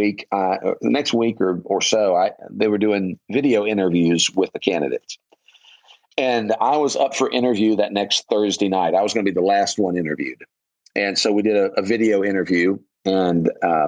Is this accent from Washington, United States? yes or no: no; Ormond Beach, Florida, United States; moved away as an adult; I grew up in Ormond Beach.